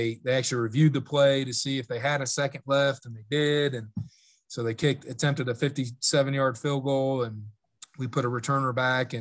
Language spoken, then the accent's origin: English; Iowa, United States; moved away; growing up in Iowa